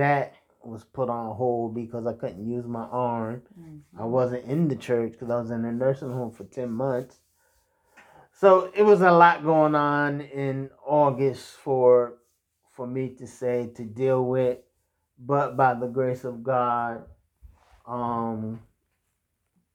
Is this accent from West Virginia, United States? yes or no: yes; Martinsburg, West Virginia, United States; my hometown, yes, which was Martinsburg